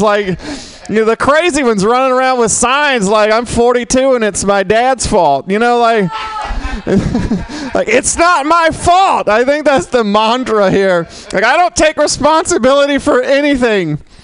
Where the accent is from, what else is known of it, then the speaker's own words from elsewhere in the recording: Mississippi, United States; now in San Francisco, United States; where I grew up, it was half and half. Literally, it was half half black, half white, and we got along pretty well. I'm from Mississippi